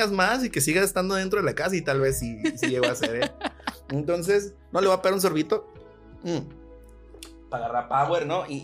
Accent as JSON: {"language": "Spanish", "town": "Monterrey", "region": "Nuevo León", "country": "Mexico", "said": "vengo de azul, soy, soy güerito de Monterrey, panista"}